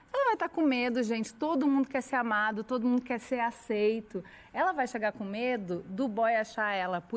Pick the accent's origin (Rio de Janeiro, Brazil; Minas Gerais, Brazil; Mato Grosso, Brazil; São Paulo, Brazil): São Paulo, Brazil; Bauru; eu sou do interior de São Paulo.